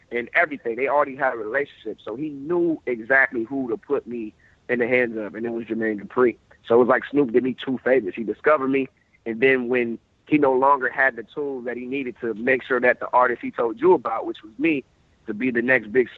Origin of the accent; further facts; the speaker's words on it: Columbus, Ohio, United States; I was in my hometown of Columbus, Ohio